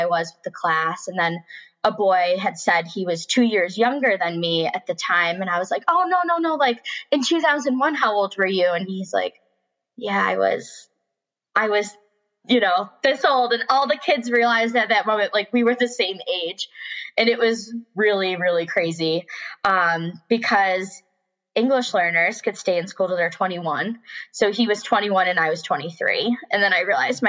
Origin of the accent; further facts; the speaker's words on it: Buffalo, New York, United States; moved away as an adult; now in Richmond, United States; I'd never really left my hometown.